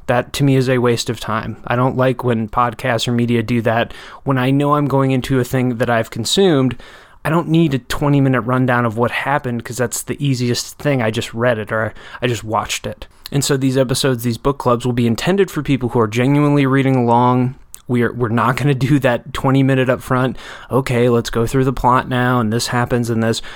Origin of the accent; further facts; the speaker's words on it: Janesville, Wisconsin, United States; my hometown Janesville